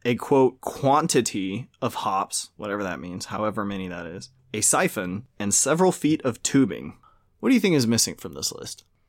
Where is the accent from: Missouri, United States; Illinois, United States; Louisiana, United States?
Louisiana, United States; I'm from Louisiana.